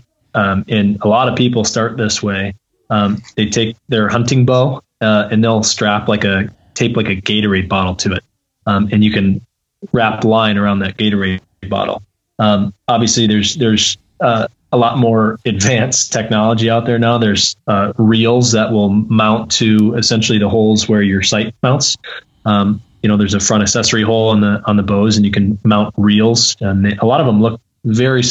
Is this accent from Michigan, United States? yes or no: yes; Brighton, Michigan, United States; also born or lived in Upper Peninsula, Michigan; I grew up in Brighton, Michigan, Southeast Michigan, my whole life really